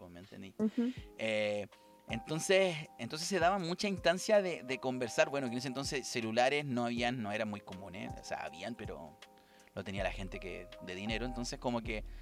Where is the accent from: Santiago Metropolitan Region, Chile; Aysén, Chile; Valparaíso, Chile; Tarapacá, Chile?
Valparaíso, Chile; gente de Valparaíso, acá de Valparaíso